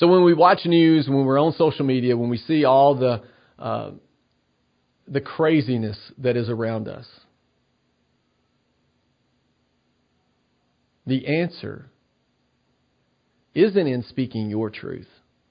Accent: Tennessee, United States; my home state, the state I love, the state of Tennessee

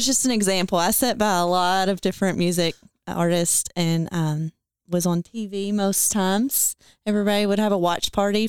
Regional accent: Owensboro, Kentucky, United States; moved away as an adult; also born or lived in Nashville, Tennessee; I'm from Owensboro. I grew up at Cecil Farms where, my dad started the farm almost 50 years ago now.

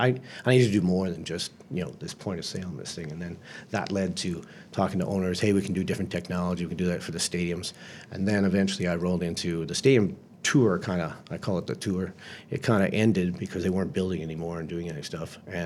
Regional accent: Bahamas; now in Florida, United States; I was headed back to Florida that's where I lived, essentially, while I was traveling around because I came from the Bahamas across there, and that's where all my friends were.

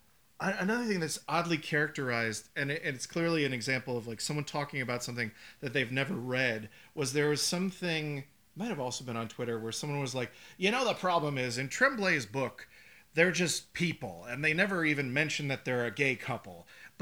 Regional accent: Medford, Massachusetts, United States; It just plays him doing a terrible Boston accent. I'm from Medford.

